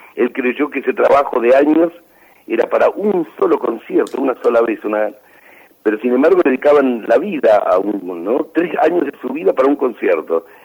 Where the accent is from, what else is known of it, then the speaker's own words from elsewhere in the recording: Chaco, Argentina; now in Buenos Aires, Argentina; yo nací en el Chaco